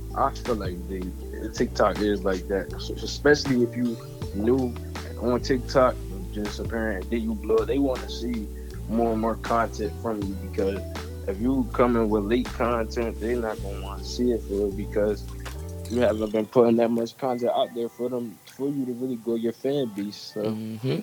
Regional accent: Camden, New Jersey, United States; growing up in Camden

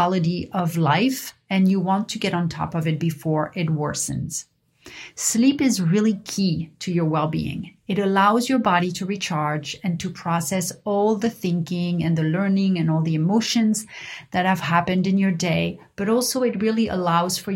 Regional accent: Paris, Île-de-France, France; growing up in Paris

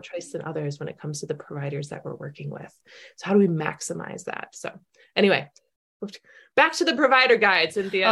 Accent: Minnesota, United States; we're Minnesotan, you know, we're Midwestern

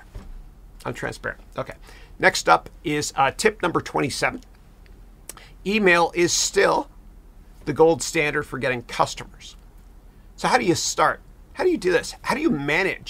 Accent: Canada; I'm Canadian.

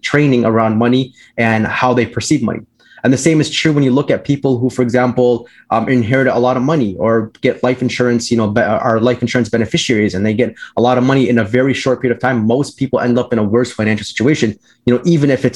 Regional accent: Orland Park, Illinois, United States; I grew up in the South in the Southwest suburbs of Chicago. For those of you who are familiar with Chicago, near like the Orland Park area

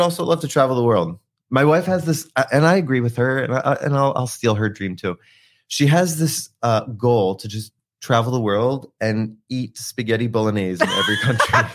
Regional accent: New Jersey, United States; moved away; I'm from South Jersey, so the Philly area

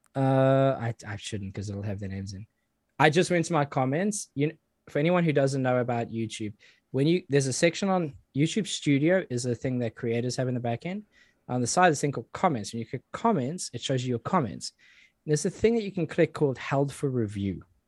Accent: South Africa; now in United Kingdom; I grew up in South Africa

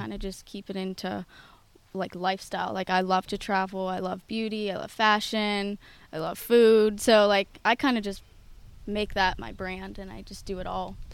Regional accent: North Huntingdon, Pennsylvania, United States; from North Huntington, Pennsylvania, born and raised there

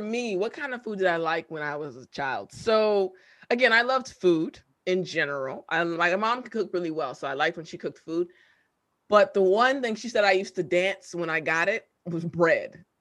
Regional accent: United States; also born or lived in Korea; I'm American

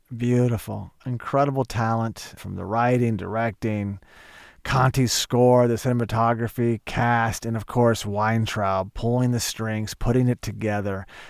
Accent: Tulsa, Oklahoma, United States; my hometown, Tulsa, Oklahoma.

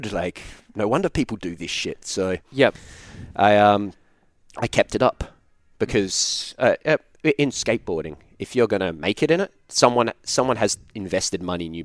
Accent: Australia; Yeah, yeah I'm Australian.

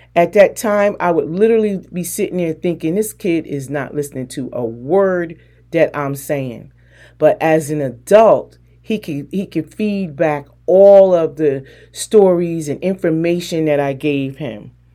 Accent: New Jersey, United States; moved away; also born or lived in North Carolina; I'm from Jersey

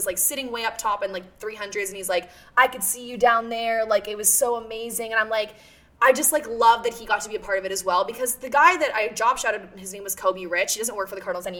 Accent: Oshawa, Ontario, Canada; moved away as an adult; now in Toronto, Canada; I come from Oshawa. So, like, when I moved downtown

